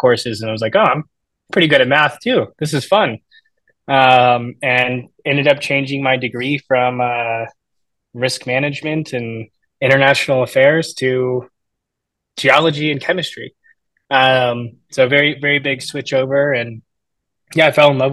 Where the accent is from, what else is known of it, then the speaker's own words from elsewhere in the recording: Tampa, Florida, United States; moved away; From Tampa, Florida. I grew up a Florida man